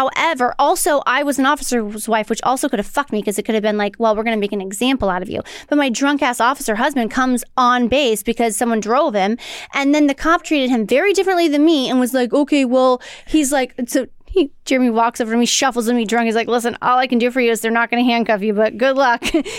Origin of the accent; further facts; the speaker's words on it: St. Louis, Missouri, United States; I don't know what I'm doing. I'm from St. Louis.